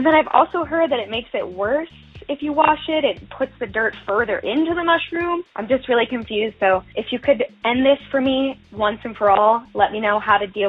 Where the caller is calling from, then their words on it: New York, United States; I'm calling from New York.